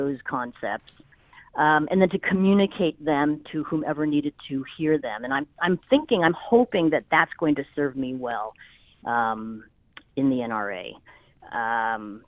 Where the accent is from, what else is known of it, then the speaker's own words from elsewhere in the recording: California, United States; moved away as an adult; I was born and raised in California.